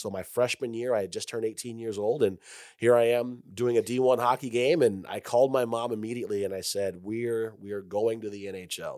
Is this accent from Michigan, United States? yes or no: yes; Detroit, Michigan, United States; moved away; I grew up in Detroit